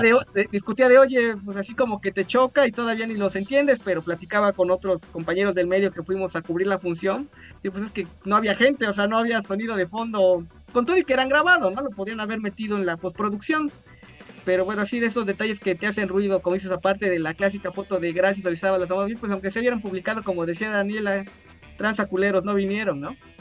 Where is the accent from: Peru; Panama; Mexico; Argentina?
Mexico; Orizaba, Veracruz; Soy originario de Orizaba